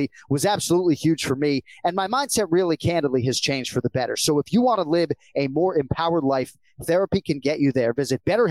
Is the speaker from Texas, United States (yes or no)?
no; Massachusetts, United States; Kenny and I were growing up in Massachusetts